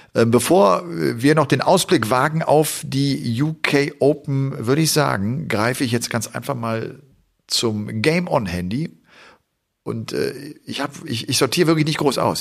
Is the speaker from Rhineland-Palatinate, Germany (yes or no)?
no; Cologne area, North Rhine-Westphalia, Germany; ich komme ja aus der Kölner Gegend